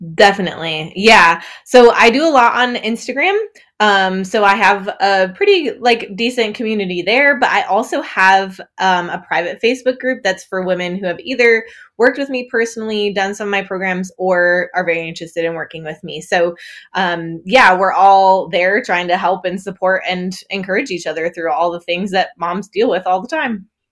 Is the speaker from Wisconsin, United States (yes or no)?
yes; northern Wisconsin, United States; moved away as an adult; also born or lived in England / Netherlands; now in Muncie, United States; I grew up in northern Wisconsin, basically Canada